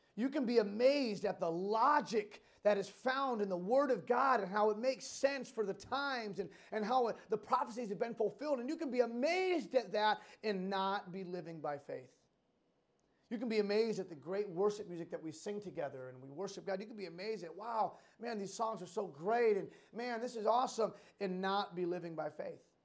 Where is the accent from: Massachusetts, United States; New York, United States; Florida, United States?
Massachusetts, United States; Western; Growing up in Western Mass, there's a, an amusement park, Six Flags New England